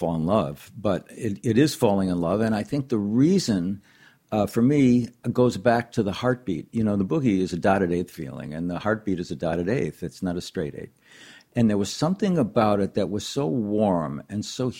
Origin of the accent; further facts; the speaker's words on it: Racine, Wisconsin, United States; I grew up in Racine, Wisconsin, which is a relatively small town